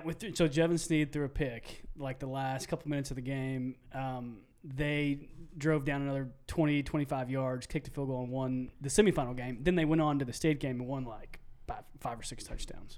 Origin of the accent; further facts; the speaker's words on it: Stephenville, Texas, United States; also born or lived in College Station, Texas; thirty minutes south of Granbury. And that is where I grew up.